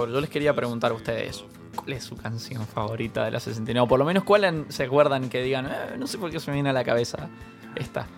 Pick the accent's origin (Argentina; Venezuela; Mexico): Argentina; San Rafael, Mendoza; yo soy de San Rafael, Mendoza, y allá los tenemos un solo cine.